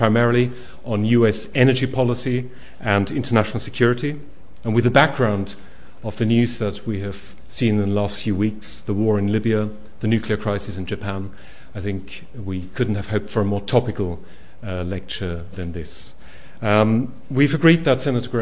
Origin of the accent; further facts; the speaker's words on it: Germany; in my home country, Germany